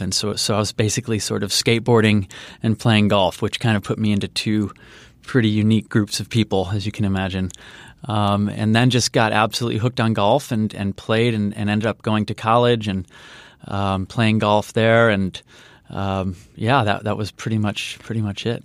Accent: Chicago, Illinois, United States; grew up on the south side of Chicago, so in the suburbs

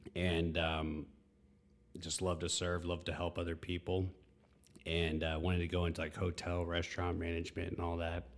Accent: Texas, United States; also born or lived in North Carolina / Midlothian, Virginia; moved to Texas when I was about eight, nine years old, and all the way through high school. Um, so it's, it's my home

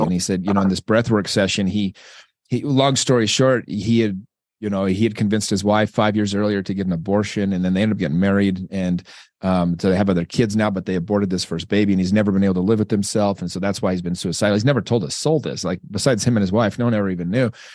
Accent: Utah, United States; I'm from Utah. We don't even have, we barely have minorities.

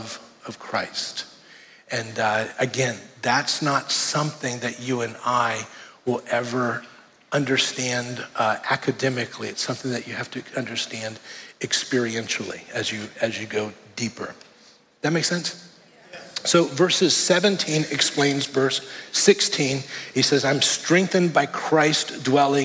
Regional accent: Miami, Florida, United States; moved away; So I grew up in Miami, and in 1992, I was in Hurricane Andrew.

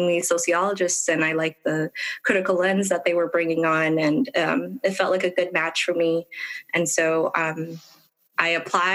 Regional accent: Ethiopia; now in United States; I'm originally from Ethiopia and immigrated here

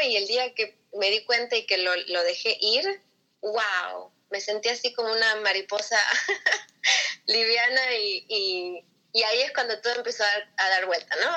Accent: Buenos Aires, Argentina; moved away as an adult; now in United States; yo soy de Buenos Aires y llegué acá a los Estados Unidos hace ya 18 años

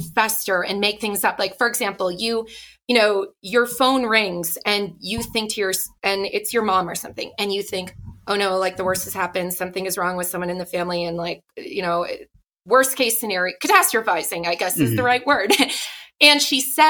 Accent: Ottawa, Ontario, Canada; I grew up in Ottawa, Canada

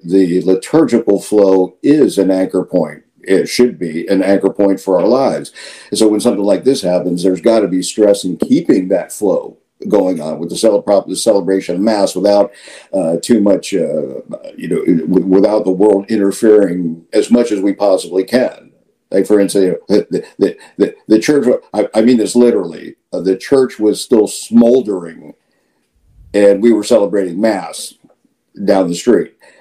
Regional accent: Midwest, United States; moved away as an adult; now in Florida, United States; I was born in the Midwest, I uh, right after high school, I served uh, on active duty in the Marine Corps

